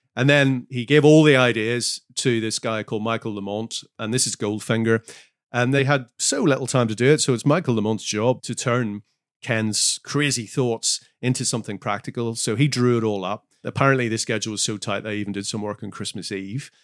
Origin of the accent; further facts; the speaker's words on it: Northern Ireland, United Kingdom; moved away; I'm from Northern Ireland